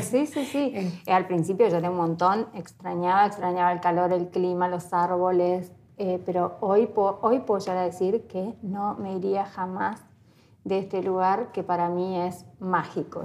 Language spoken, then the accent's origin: Spanish; Entre Ríos, Argentina; moved away as an adult; now in Ushuaia, Argentina; Nací en Entre Ríos, soy entre en un, en un pueblito chiquitito eh, de 5.000 habitantes